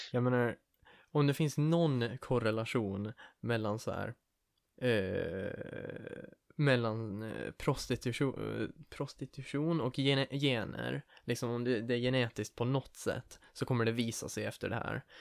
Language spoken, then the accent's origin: Swedish; Åland, Finland; vi som ålänningar, som finländare